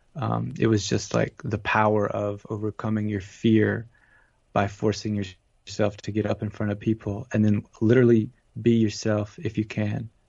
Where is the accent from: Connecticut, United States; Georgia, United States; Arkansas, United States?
Georgia, United States; also born or lived in Atlanta, Georgia; now in California, United States; growing up in Georgia